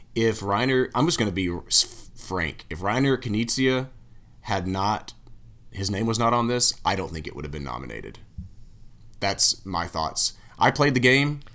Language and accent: English; Tennessee, United States; I'm from Tennessee